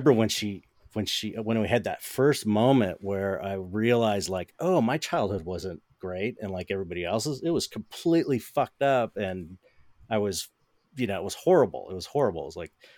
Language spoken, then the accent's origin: English; Los Angeles, California, United States; I grew up in San Pedro